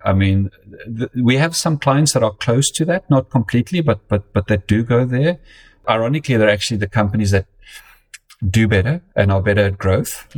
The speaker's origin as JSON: {"language": "English", "country": "South Africa", "tie": "born or raised there", "also_born_or_lived": "United Kingdom", "moved": "as an adult", "lives_now": "Connecticut, United States", "said": "I grew up in, in, in South Africa um, and then spent um, 10 years in the United Kingdom. And uh, it's my fourth year in the United States now"}